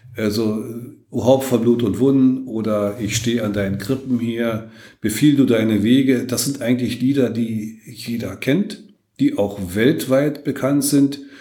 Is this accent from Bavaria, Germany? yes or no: no; Lübben, Brandenburg, Germany; ich ja nun gebürtiger Lübner bin und sich mich für meine Stadt auch sehr verbunden fühle